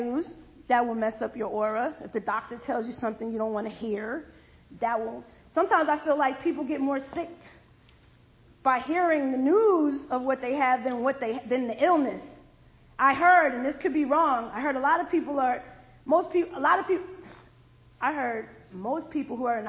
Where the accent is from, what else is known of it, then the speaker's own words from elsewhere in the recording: Allentown, Pennsylvania, United States; also born or lived in Bethlehem, Pennsylvania; now in Georgia, United States; I'm from Bethlehem, Pennsylvania. I was raised in Allentown.